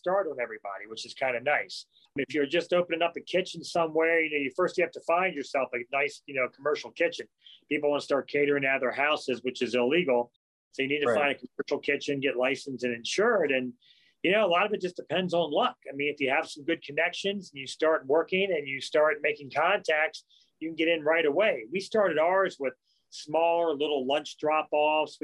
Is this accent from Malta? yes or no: no; Howard County, Maryland, United States; And I was born and raised in Howard County. I'm one of the few.